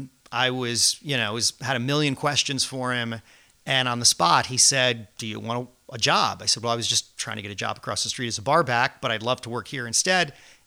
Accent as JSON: {"language": "English", "town": "Fairfield", "region": "Connecticut", "country": "United States", "tie": "born or raised there", "also_born_or_lived": "New York", "moved": "as an adult", "lives_now": "Nantucket, United States", "said": "growing up in Fairfield, Connecticut"}